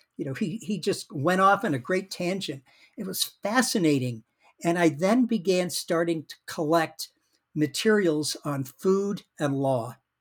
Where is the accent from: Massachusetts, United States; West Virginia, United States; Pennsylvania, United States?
Massachusetts, United States; Worcester; now in Madison, United States; I was born in Worcester, Massachusetts, uh, right, uh, about forty miles, uh, west of Boston